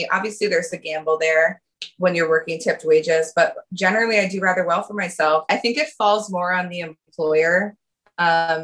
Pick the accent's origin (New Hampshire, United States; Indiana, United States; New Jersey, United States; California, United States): New Hampshire, United States; Durham; moved away as an adult; also born or lived in New York City; now in Providence, United States; I grew up in Durham, New Hampshire.